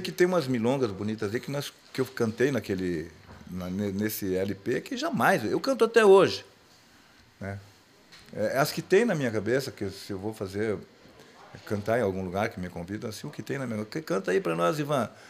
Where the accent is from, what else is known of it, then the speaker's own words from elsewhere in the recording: Gaúcho, Rio Grande do Sul, Brazil; eu sou gaúcho.